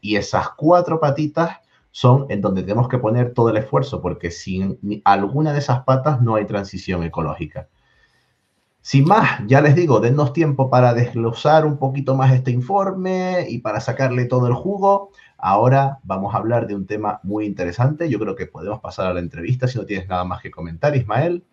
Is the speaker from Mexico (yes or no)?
no; Tenerife, Canary Islands, Spain; moved away; Yo me vuelvo a mi tierra, a Tenerife, a descansar